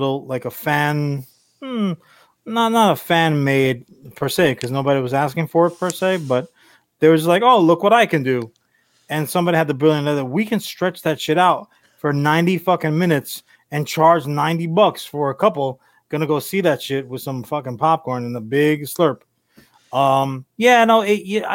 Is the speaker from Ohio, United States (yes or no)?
no; Long Island, New York, United States; we spent a good chunk of our lives growing up on Long Island, New York